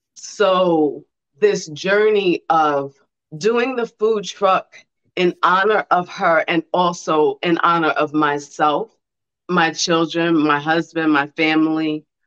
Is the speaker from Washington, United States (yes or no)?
no; New York City, New York, United States; now in Columbus, United States; I'm from Brooklyn